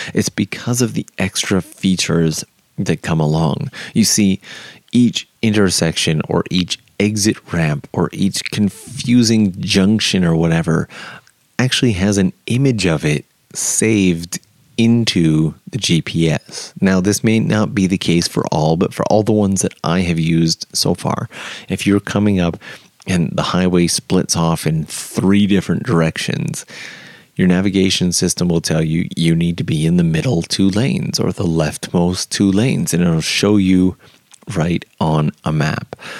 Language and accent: English; Canada; moved away as an adult; now in Japan; If you are Canadian like myself